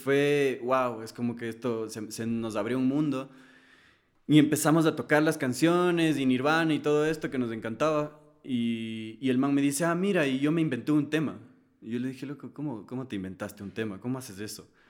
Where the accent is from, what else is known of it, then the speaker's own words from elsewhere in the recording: Ecuador; yo soy de Ecuador, yo hablo español